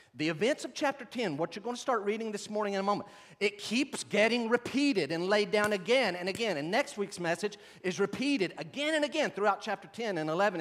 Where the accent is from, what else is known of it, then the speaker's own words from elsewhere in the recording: Western North Carolina, United States; I grew up in Western North Carolina